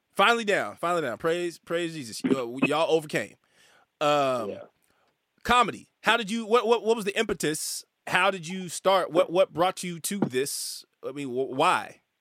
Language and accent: English; Northern California, United States; I'm from California, right, Northern California